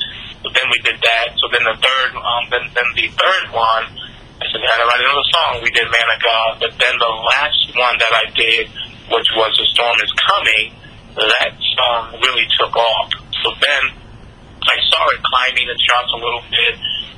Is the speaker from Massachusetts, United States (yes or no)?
yes; Boston, Massachusetts, United States; I grew up in the heart of Boston, grew up in a real, real bad neighborhood, the projects